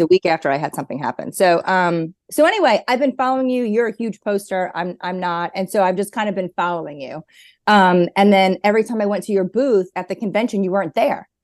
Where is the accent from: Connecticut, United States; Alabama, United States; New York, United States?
New York, United States; now in North Carolina, United States; I grew up in New York